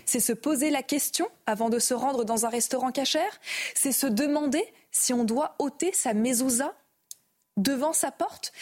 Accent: France; en tant que française

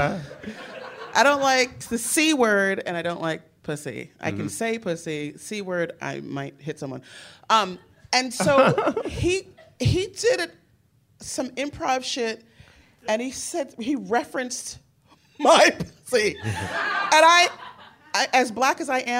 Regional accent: New Jersey, United States; moved away; also born or lived in Newark / Edison / North Carolina; I'm from Jersey

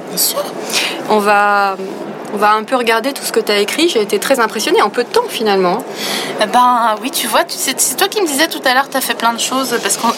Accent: Grand Est, France; Je pense que j'ai toujours voulu faire ça, mais comme je viens de l'Est de la France, je savais pas que j'avais le droit.

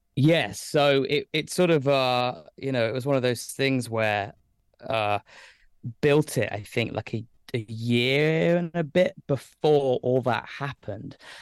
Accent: Lichfield, West Midlands, United Kingdom; moved away as an adult; now in London, United Kingdom; I grew up in Staffordshire. Uh, I'm from a place called Lichfield

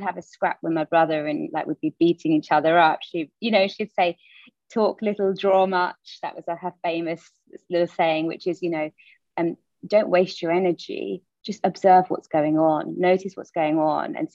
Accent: London, United Kingdom; I was born and raised in the East End of London

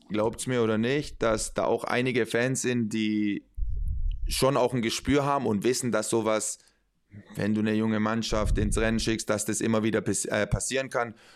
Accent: Spain; Ja, ja, und trotzdem, hey, ich bin, ich bin Spanier. Ähm, das bedeutet emotional.

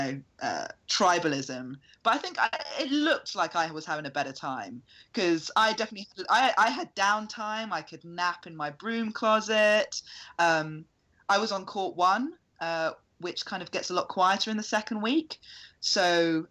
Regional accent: United Kingdom

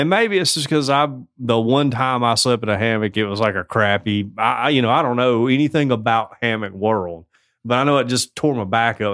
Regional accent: United States; I'm an American

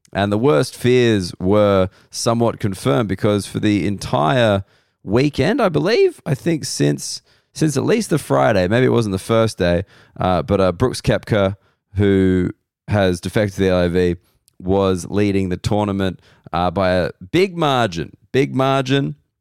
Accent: Australia; being an Australian male

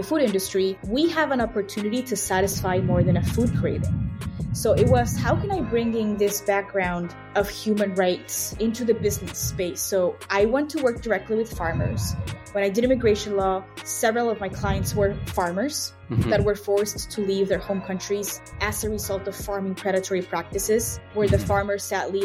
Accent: Mexico City, Mexico; first language Spanish; English is a second language; moved away as an adult; also born or lived in Wilmington, Delaware; now in Chicago, United States; I grew up in Mexico City

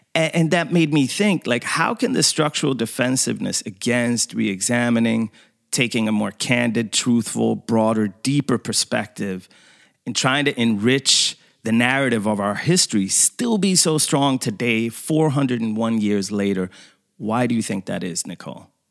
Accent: Sweden; I grew up in Sweden, you know, and going to an all white school and everything

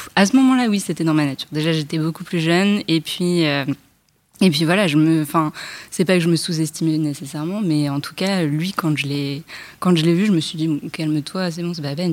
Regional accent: Paris, Île-de-France, France; je vis en banlieue, je suis parisienne

